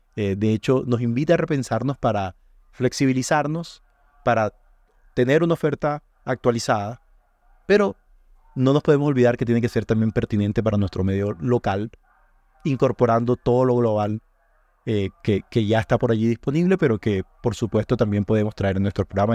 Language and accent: Spanish; Colombia; nuestro valor agregado como colombianos